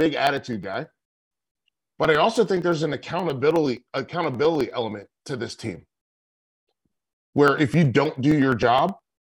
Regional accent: Charlotte, North Carolina, United States; I grew up in Charlotte, North Carolina.

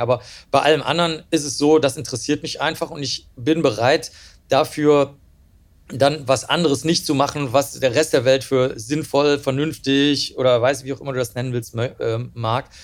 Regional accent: Cologne, North Rhine-Westphalia, Germany; also born or lived in Rosenheim; ich bin ja letztlich in der Großstadt dann aufgewachsen in Köln

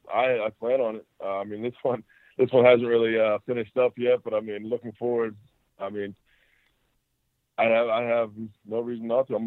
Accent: Pittsburgh, Pennsylvania, United States; I mean, I'm from Pittsburgh. I like to go back, spend time with family during that time.

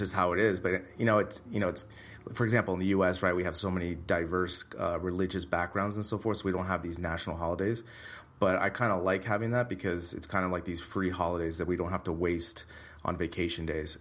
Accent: Bay Area, California, United States; moved away as an adult; now in Madrid, Spain; back to the Bay Area, visit family

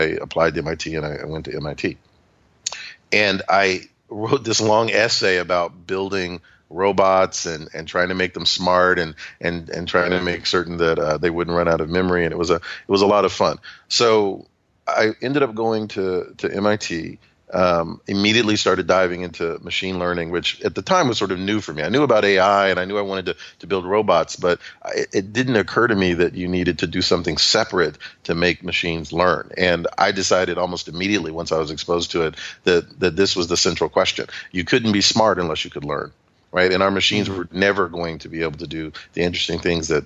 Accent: Atlanta, Georgia, United States; also born or lived in Chattanooga, Tennessee; as you can tell by my accent, I was born in Chattanooga, Tennessee. But my earliest memory is arriving in a moving truck at the age of 3.5 in Atlanta. So I think of myself as being from Atlanta.

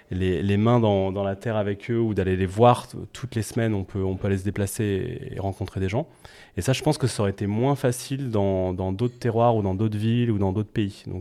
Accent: Nantes, Pays de la Loire, France; moved away as an adult; parce que j'ai grandi à Nantes de, 7 à 18 ans, et après j'y suis parti, et j'avais vraiment pas du tout le projet de revenir euh, monter une boîte à Nantes à la base.

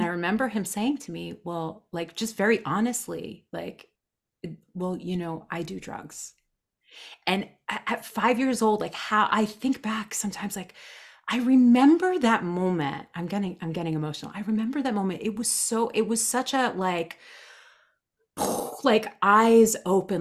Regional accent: New Jersey, United States; born and raised in New Jersey

